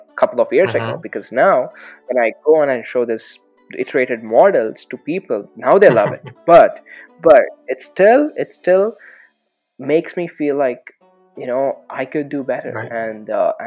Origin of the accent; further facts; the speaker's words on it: Hyderabad, Telangana, India; moved away as an adult; also born or lived in California; now in United States; I'm from Hyderabad